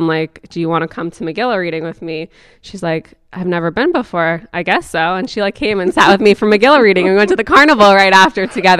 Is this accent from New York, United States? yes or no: no; Passaic, New Jersey, United States; I grew up in Passaic